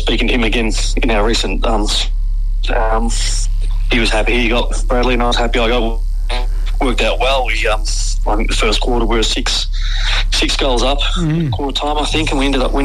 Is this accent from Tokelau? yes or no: no; Melbourne, Victoria, Australia; also born or lived in Leopold, Victoria; I was born in Essendon, so my family barracked for Essendon.